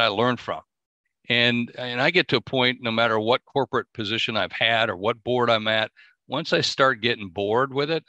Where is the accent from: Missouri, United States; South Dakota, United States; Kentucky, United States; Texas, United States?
South Dakota, United States; also born or lived in New York / Miami; I'm from South Dakota. That's what I always tell everybody. I'm just a guy from South Dakota